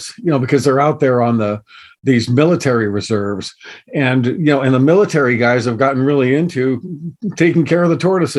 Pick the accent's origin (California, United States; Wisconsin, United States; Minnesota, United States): California, United States; Southern; I grew up here in Southern California